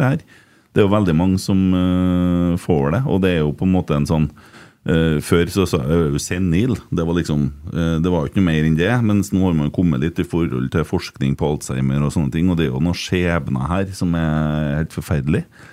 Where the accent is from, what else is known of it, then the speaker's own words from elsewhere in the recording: Sunnmøre, Møre og Romsdal, Norway; vi kommer to fra Sunnmøre